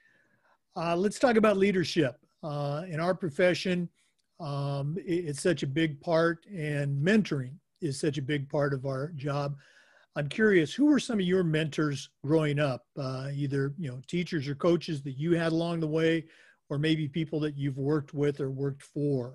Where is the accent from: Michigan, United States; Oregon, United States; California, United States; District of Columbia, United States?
Oregon, United States; moved away; I'm actually from Oregon originally